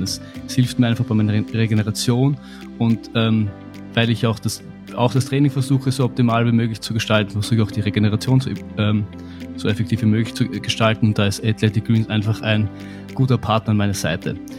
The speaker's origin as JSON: {"language": "German", "country": "Austria", "said": "wir kommen aus Österreich"}